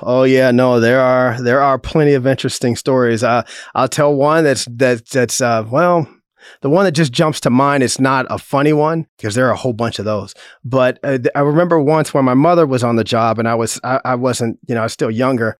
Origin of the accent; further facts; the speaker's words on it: Chicago, Illinois, United States; moved away as an adult; now in Manhattan, United States; I grew up on the south side of Chicago.